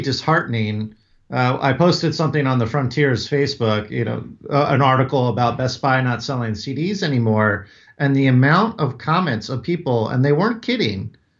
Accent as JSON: {"language": "English", "region": "Northern Virginia", "country": "United States", "tie": "born or raised there", "said": "growing up in Northern Virginia, right outside D C"}